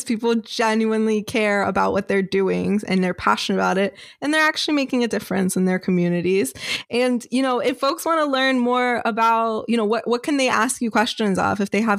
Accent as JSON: {"language": "English", "region": "New York", "country": "United States", "said": "I'm from New York."}